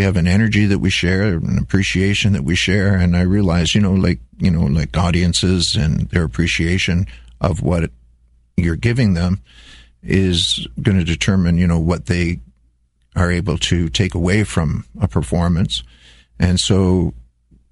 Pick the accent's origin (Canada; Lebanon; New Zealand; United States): Canada; Wainfleet, Ontario; also born or lived in Netherlands; I immigrated from Holland in 1955 and started school in Wainfleet, lived in the Niagara Peninsula till I was around 16 years old